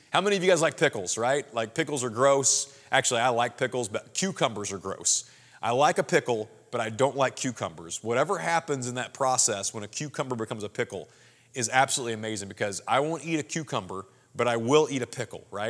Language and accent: English; Springfield, Missouri, United States; now in St. Louis, United States; I'm from Southwest Missouri, Springfield, Missouri originally